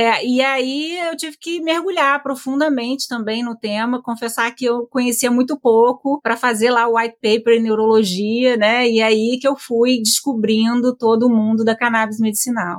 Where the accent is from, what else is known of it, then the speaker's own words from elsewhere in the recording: Campos dos Goytacazes, Rio de Janeiro, Brazil; A gente é de Campos dos Goitacazes